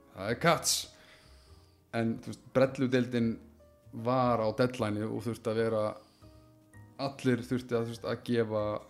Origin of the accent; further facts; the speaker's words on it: Iceland